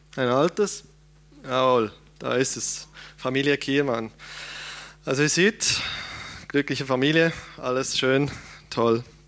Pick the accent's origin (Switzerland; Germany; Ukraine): Switzerland; als Schweizer